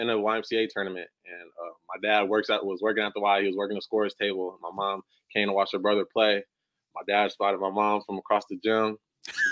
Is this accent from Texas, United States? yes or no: no; Rockford, Illinois, United States; moved away as an adult; also born or lived in Evansville, Indiana; now in St. Louis, United States; I'm really from Rockford, Illinois, middle school, high school. Like, I claim to be from Rockford, 815